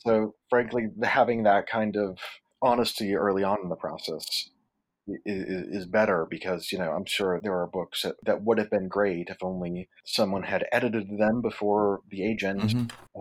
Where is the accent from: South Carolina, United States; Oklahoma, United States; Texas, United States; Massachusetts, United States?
Massachusetts, United States; Worcester; I'm from Worcester, Massachusetts